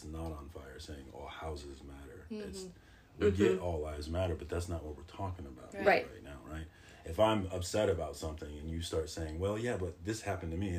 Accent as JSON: {"language": "English", "town": "Winfield", "region": "Kansas", "country": "United States", "also_born_or_lived": "Detroit", "said": "I'm from Winfield, Kansas, so I've been a token quite a bit."}